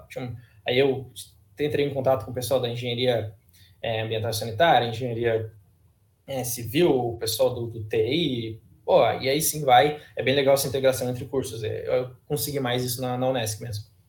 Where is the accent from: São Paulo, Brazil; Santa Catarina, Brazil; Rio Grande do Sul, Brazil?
Santa Catarina, Brazil; Praia Grande; ensino médio mesmo lá na Praia Grande, que é a minha cidade natal